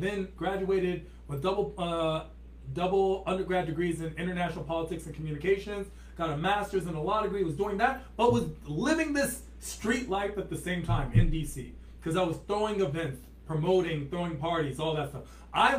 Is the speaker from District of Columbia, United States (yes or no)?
yes; Washington, District of Columbia, United States; now in Los Angeles, United States; I grew up in Washington, D.C. That's like right in Washington, D.C., and then the suburbs. So I'm from Washington, D.C. originally, and then the suburbs. And I literally was from D.C. I love D.C.